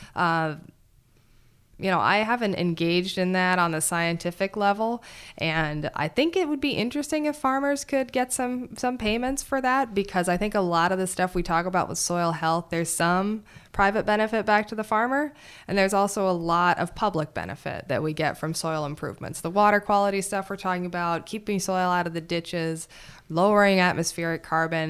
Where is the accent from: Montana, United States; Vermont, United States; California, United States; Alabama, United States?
Montana, United States; moved away as an adult; also born or lived in Madison, Wisconsin; I grew up back in Montana